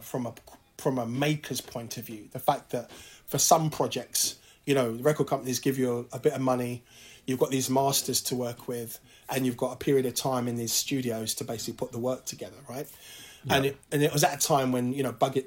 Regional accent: London, United Kingdom; African kids growing up in London

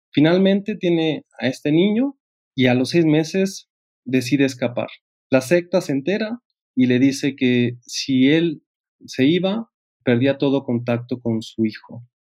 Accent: Mexico; como mexicanos

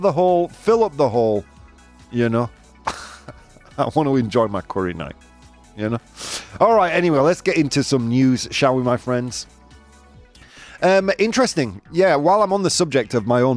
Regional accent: Bradford, Yorkshire and the Humber, United Kingdom; I was born in Bradford

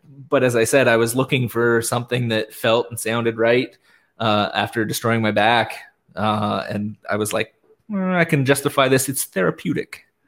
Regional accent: Canada; nice Canadian gentlemen

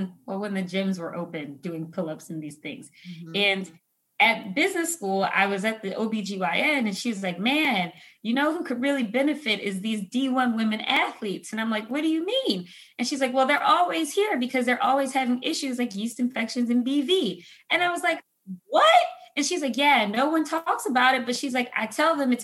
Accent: Philadelphia, Pennsylvania, United States; moved away as an adult; also born or lived in Chicago / Detroit; now in Los Angeles, United States; I grew up in Philadelphia, home of cheesesteaks and hoagies

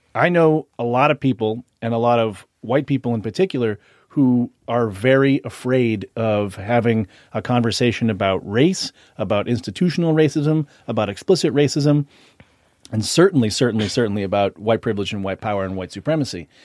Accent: Boston, Massachusetts, United States; I grew up in Boston in a nearly exclusive white community

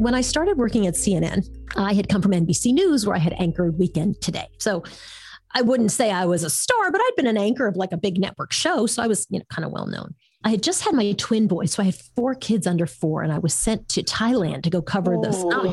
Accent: New York, United States; moved away as an adult; also born or lived in San Francisco; I was in San Francisco and I was from New York

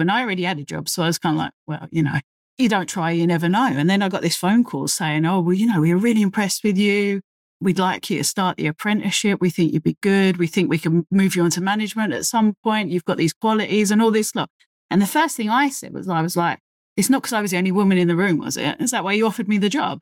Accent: London, United Kingdom; accent: very London; based in the U K, if you can't tell by my very London accent

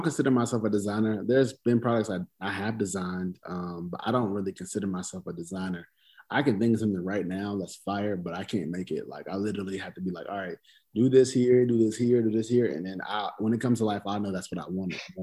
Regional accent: the South, United States; I'm from the South

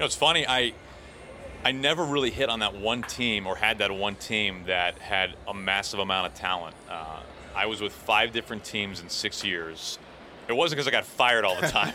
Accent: St. Louis, Missouri, United States; moved away; I'm from St. Louis

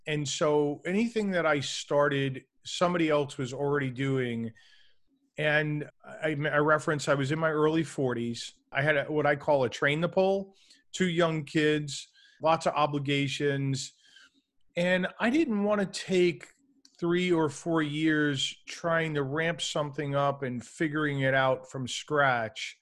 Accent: New York City, New York, United States; I grew up in New York City

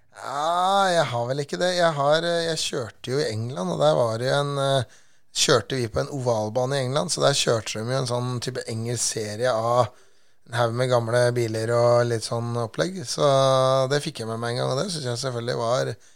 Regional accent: Norway

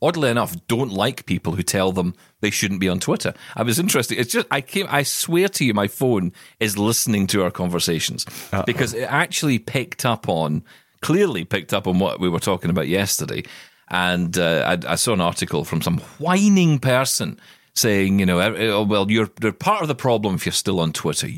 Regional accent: Scotland, United Kingdom; I am Scottish

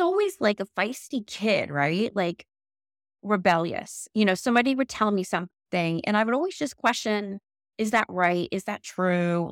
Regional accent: St. Petersburg, Florida, United States; I grew up in Saint Pete

